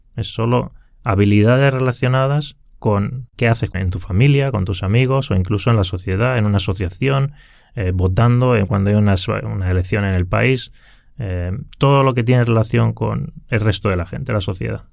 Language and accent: Spanish; Granada, Andalusia, Spain; moved away as an adult; now in Helsinki, Finland; yo originariamente soy de España, del sur de España, de Granada, y bueno, allí pasé toda mi infancia.